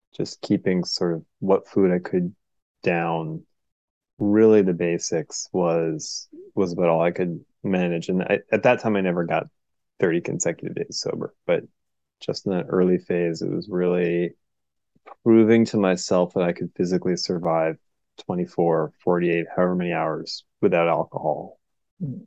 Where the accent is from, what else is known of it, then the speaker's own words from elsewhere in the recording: Portland, Oregon, United States; I'm from Portland, Oregon